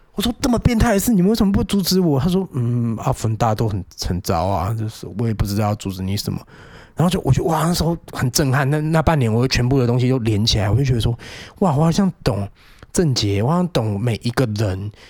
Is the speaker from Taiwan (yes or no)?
yes; Penghu County, Taiwan; also born or lived in Wanhua, Taipei; now in Taipei, Taiwan; 我在有老家澎湖的时候